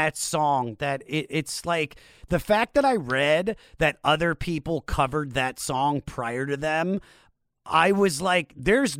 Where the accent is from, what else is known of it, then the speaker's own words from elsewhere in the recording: Washington, District of Columbia, United States; I grew up in the Washington, D.C. area.